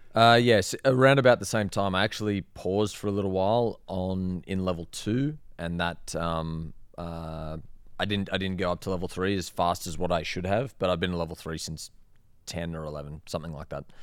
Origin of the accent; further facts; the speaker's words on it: Sydney, New South Wales, Australia; moved away as an adult; also born or lived in Queensland / Perth; now in Las Vegas, United States; I'm from Sydney